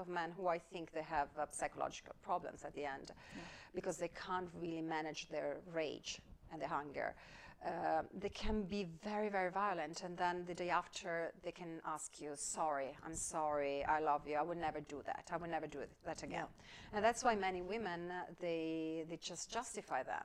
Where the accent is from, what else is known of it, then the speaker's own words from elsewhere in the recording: Padua, Veneto, Italy; I grew up in Italy, in northern Italy, in Padua.